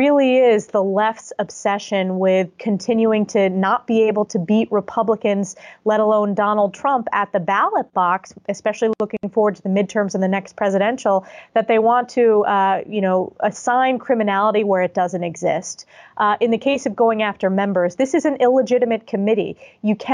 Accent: New York, United States; my home state like New York

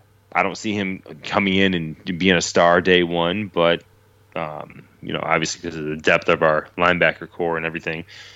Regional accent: New York, United States; moved away; also born or lived in North Carolina; I'm from New York, played New York high school football.

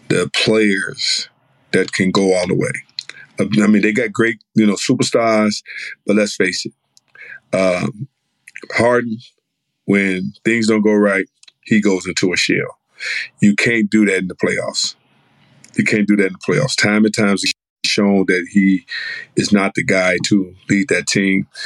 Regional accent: Chicago, Illinois, United States; growing up in Inglewood

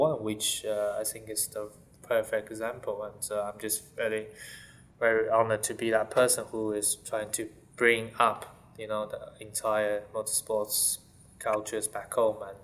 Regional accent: Shanghai, China; English is a second language; moved away; I'm from Shanghai, growing up from Shanghai.

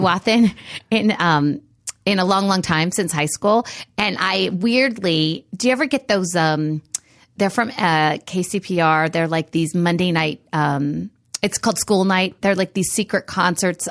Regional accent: Reedley, California, United States; my hometown, which was Reedley, outside of Fresno

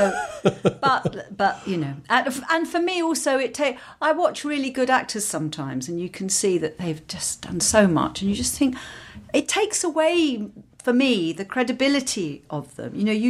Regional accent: London, United Kingdom; born or raised there

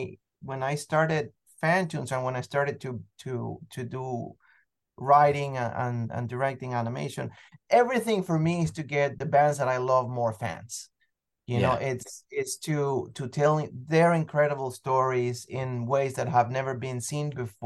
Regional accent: Venezuela; I mean, look, I'm originally from Venezuela, so I've always loved music more than anything else

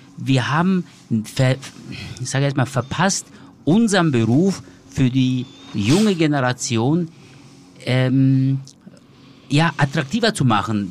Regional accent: Germany; bei uns in Deutschland

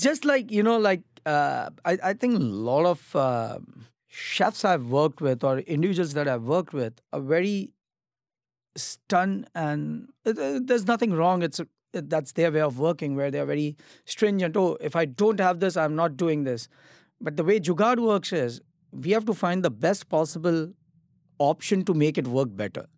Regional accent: Mumbai, Maharashtra, India; moved away; also born or lived in Kolkata; I'm actually Gujarati. I'm from Mumbai, but I started my cooking career in Calcutta

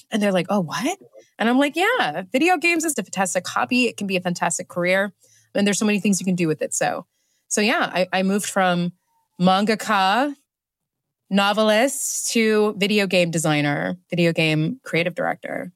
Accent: Oklahoma, United States; moved away as an adult; now in London, United Kingdom; out in the country, in Oklahoma, is a predominantly white community

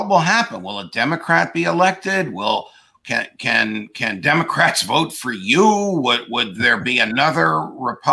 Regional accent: New Jersey, United States; my home state in New Jersey

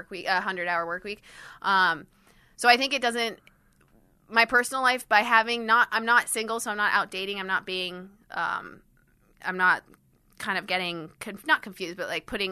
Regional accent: Miami, Florida, United States; also born or lived in London / Switzerland; So I'm from Switzerland, and I grew up in Miami and London.

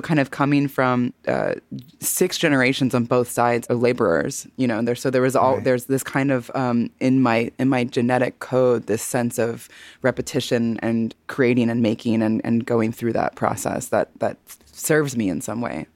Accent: Missouri, United States; I, am a fellow Midwesterner, honey. I'm from Missouri

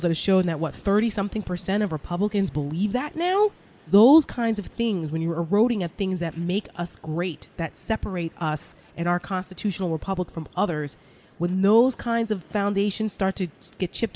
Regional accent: New Jersey, United States; I'm from New Jersey. I talk about this all the time. I'm a Jersey girl, and I grew up right outside of New York City

